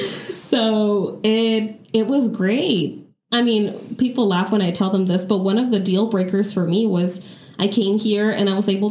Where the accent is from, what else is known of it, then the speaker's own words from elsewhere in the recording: Mexico; moved away as an adult; also born or lived in Chicago, United States / San Diego, United States / Los Angeles, United States; now in Nevada, United States; I was born in suburban Chicago, but I grew up in Mexico. So I do consider myself to be Mexican